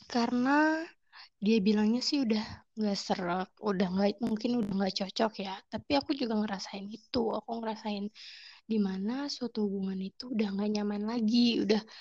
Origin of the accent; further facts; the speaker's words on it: Papua, Indonesia; moved away as an adult; Jadi kebetulan tuh aku orang Batak kan, orang Medan nih. mama bapakku Medan Tulen nih. Terus suatu ketika, suatu hari eh, bapakku tuh dipindahin tugas ke Papua gitu. Nah, di Papua itulah aku lahir dan besar bertumbuh di sana